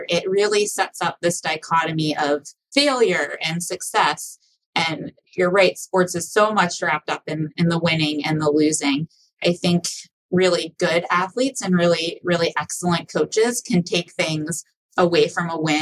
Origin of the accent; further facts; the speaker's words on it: Pittsburgh, Pennsylvania, United States; moved away as an adult; also born or lived in Philadelphia; now in Michigan, United States; Pittsburgh, where I'm from